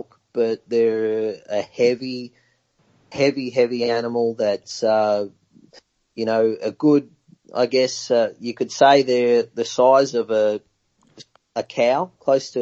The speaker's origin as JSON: {"language": "English", "country": "Australia", "tie": "born or raised there", "said": "I grew up in Samba country, in the high country"}